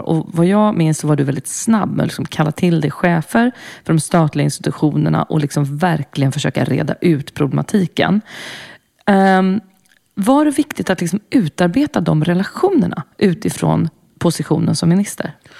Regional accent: Brussels, Brussels-Capital Region, Belgium; moved away; jag växte upp i Bryssel i, med, eh, åttio-nittiotalet

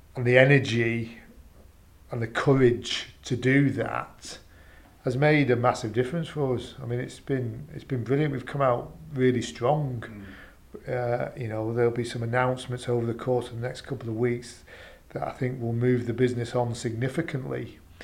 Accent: United Kingdom; we're British

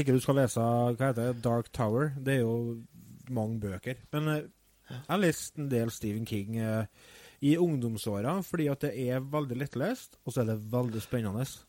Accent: Trøndelag, Norway; Vi er jo fra Nord-Trøndelag

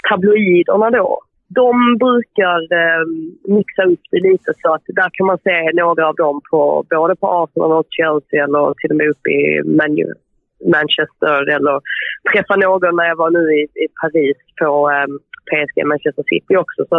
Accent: Sweden; moved away as an adult; now in England, United Kingdom; när man som svensk hör av sig

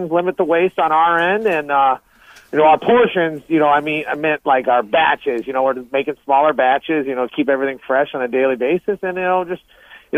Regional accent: Southwest Michigan, United States; moved away; also born or lived in St. Joseph, Michigan / Benton Harbor, Michigan; we grew up in Southwest Michigan was a farming country

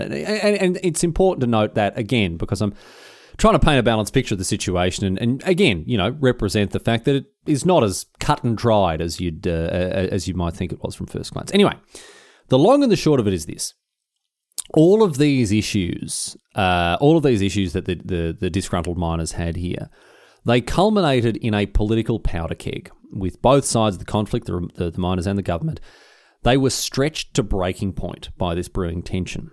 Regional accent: Victoria, Australia; my home nation, uh, and indeed my home state. Obviously, the greatest state, uh, and the greatest nation on earth, Victoria in Australia.

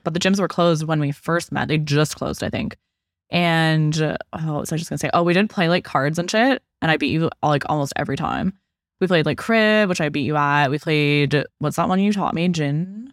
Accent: Okanagan, British Columbia, Canada; I was from the Okanagan.

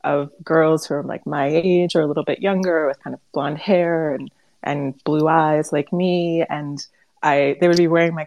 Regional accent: Cleveland, Ohio, United States; I grew up in Cleveland, Ohio, which actually has a pretty big Ukrainian community, in a largely sort of American environment

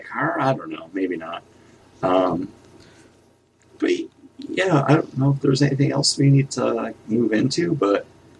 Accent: Buffalo, New York, United States; We're from Buffalo.

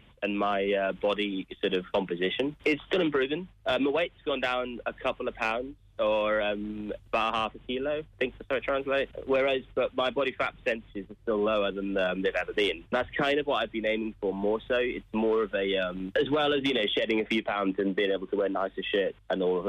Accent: Wales, United Kingdom; moved away; I'm from Wales, from the Welsh coast.

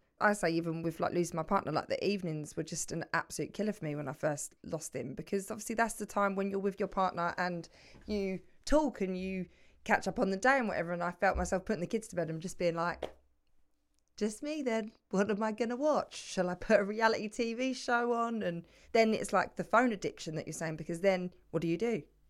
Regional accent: London, United Kingdom; accent: London; It's my London accent.

